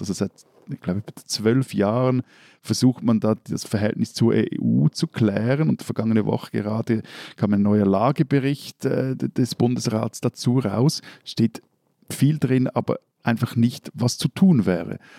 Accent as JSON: {"language": "German", "country": "Switzerland", "said": "als Schweizer"}